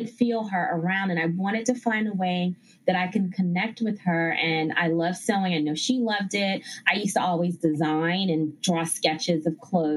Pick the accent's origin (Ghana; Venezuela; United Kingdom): Ghana; moved away; also born or lived in Bronx, New York, United States; growing up in Ghana, West Africa, where my family is from, they all sewed.